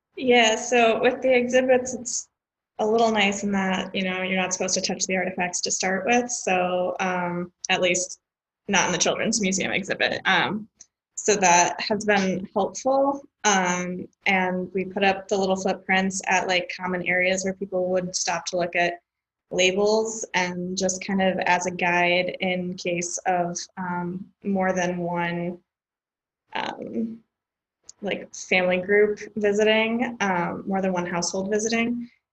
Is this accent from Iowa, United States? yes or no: yes; Iowa, United States; moved away as an adult; also born or lived in Washington, D.C.; now in Chicago, United States; was born in Iowa and raised